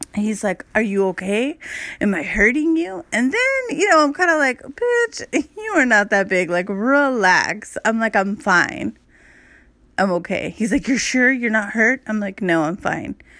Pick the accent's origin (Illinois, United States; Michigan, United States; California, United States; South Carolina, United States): California, United States; Los Angeles; I grew up in Hollywood